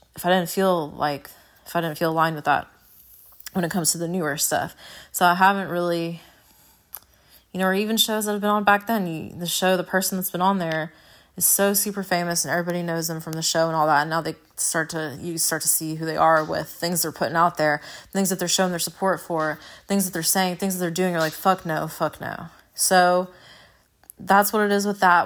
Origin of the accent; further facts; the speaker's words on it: United States; I'm an American